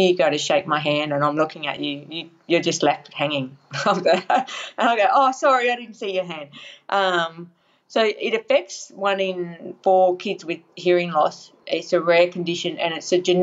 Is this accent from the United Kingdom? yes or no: no; Casino, New South Wales, Australia; casino, Northern New South Wales, unfortunately affected by the floods recently, just near Lismore